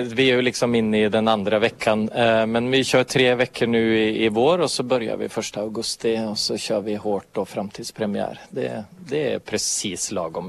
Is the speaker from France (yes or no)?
no; Norway; moved away; also born or lived in Finland; som norrman